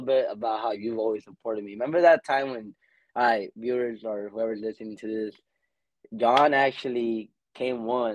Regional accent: Lamont, California, United States; also born or lived in Bakersfield, California; I used to live in Lamont, where my little town. I'm still a part of Lamont. So deep down, I'll never like say I'm from Bakersfield, but yeah, I am from Bakersfield, California

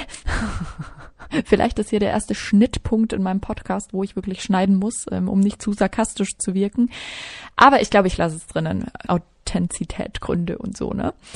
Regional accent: Regensburg, Bavaria, Germany; moved away as an adult; now in Munich, Germany; Ich bin geboren und aufgewachsen in Regensburg in der wunderschönen Oberpfalz. Also ich bin waschechte Bayerin.

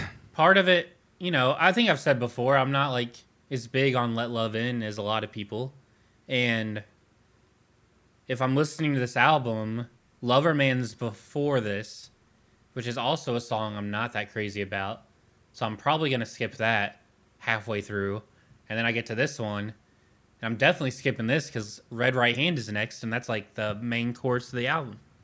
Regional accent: Louisville, Kentucky, United States; we're from Louisville.

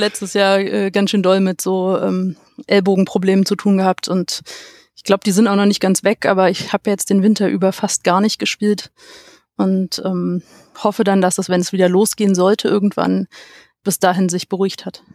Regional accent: Stahnsdorf, Brandenburg, Germany; aus Starnsdorf bei Berlin

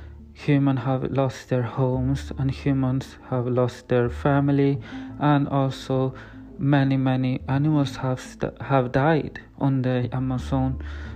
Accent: Sweden; English is a second language; I'm from Sweden.

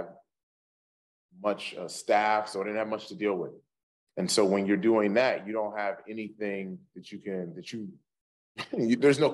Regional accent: Indiana, United States; I grew up in Indiana.

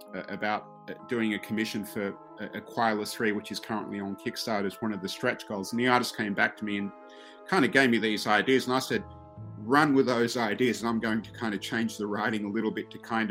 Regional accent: Australia; moved away as an adult; now in New York, United States; I grew up in Australia

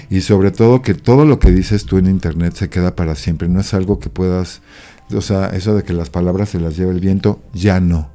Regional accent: Mexico

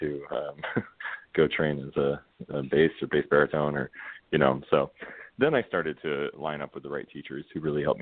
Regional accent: Spring Hill, Florida, United States; I'm from Spring Hill, Florida. It's about an hour north of Tampa

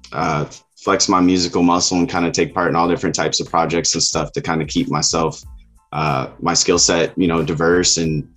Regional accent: Elkhart, Indiana, United States; also born or lived in Southern California; now in California, United States; I'm originally from the Midwest. I grew up in a city called Elkhart, Indiana.

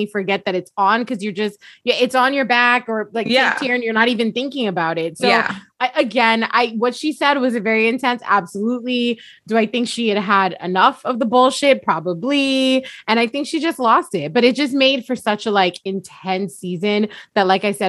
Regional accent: Long Beach, California, United States; I'm from Long Beach.

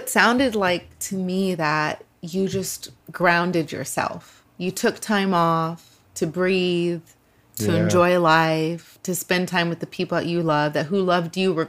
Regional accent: Los Angeles, California, United States; I grew up in a very poor neighborhood here in LA.

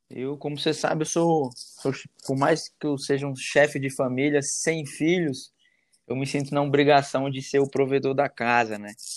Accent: Brasília, Federal District, Brazil; sou de Brasília, sou nascido aqui em Brasília, resido aqui.

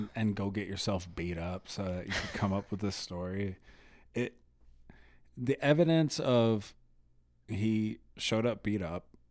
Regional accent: United States; as an American

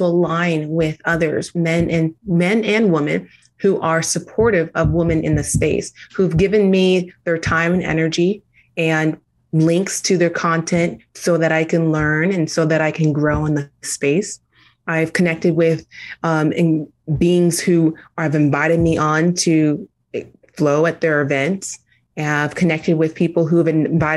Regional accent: United States; Being a Nigerian first generation American

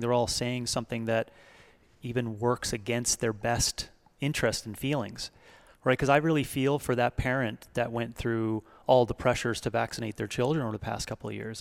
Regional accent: Canada; now in United States; Being a Canadian coming into America

